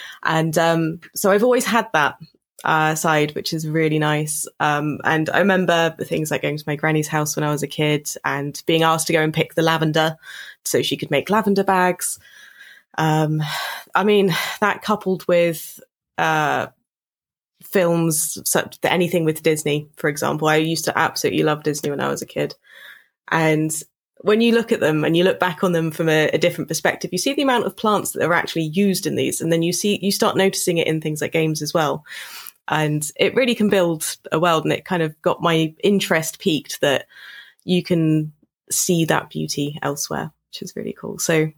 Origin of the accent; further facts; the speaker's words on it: Bournemouth, South West England, United Kingdom; I grew up in Bournemouth in the United Kingdom, which is Dorset, so south coast on the beach.